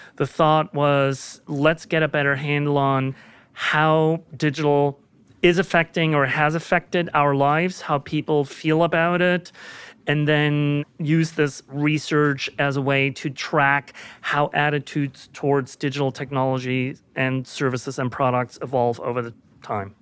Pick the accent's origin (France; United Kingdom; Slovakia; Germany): Germany; moved away as an adult; now in United States; I was born and raised in Germany.